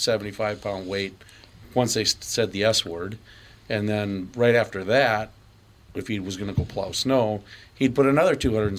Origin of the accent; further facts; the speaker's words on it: River Falls, Wisconsin, United States; I grew up in western Wisconsin, River Falls.